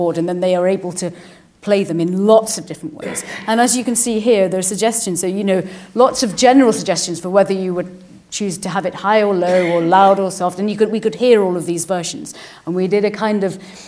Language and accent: English; Liverpool, North West England, United Kingdom; I'm from Liverpool